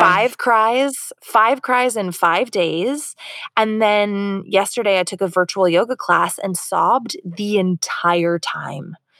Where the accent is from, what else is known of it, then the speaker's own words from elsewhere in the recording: Florida, United States; now in California, United States; I'm from Florida